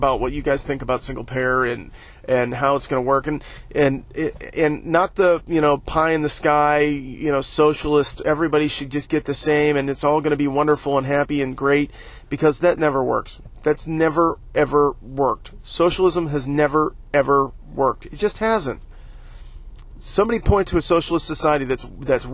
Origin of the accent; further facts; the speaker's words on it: United States; we as an American people